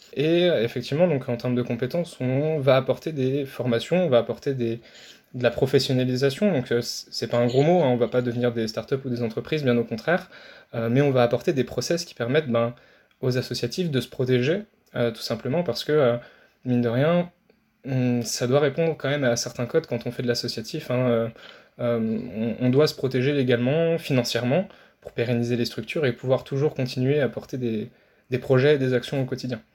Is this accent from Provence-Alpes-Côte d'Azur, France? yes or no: no; Nancy, Grand Est, France; je viens de Nancy, donc en Lorraine